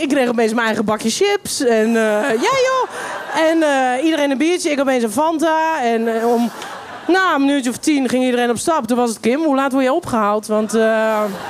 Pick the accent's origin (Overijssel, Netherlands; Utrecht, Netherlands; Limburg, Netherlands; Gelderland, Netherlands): Utrecht, Netherlands; Everdingen; moved away as an adult; also born or lived in North Holland; now in Amsterdam, Netherlands; ik heb het gevoel dat ik wel opgegroeid ben in Everdingen... omdat ik daar vanaf mijn negende ongeveer woon